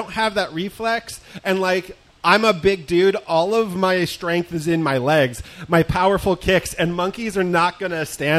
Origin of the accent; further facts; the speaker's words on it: Pennsylvania, United States; I am from Pennsylvania.